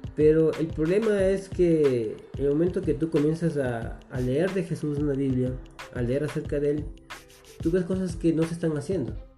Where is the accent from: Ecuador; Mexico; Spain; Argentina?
Ecuador; Quito, Pichincha; soy quiteño, eh, nací, nací aquí en Quito